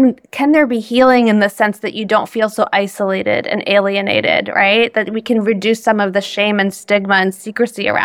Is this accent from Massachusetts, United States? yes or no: yes; Boston, Massachusetts, United States; I'm from Boston, and I got my degree from Harvard